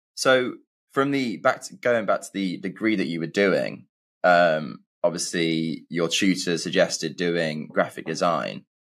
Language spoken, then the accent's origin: English; England, United Kingdom; I'm from England and I went to uni in England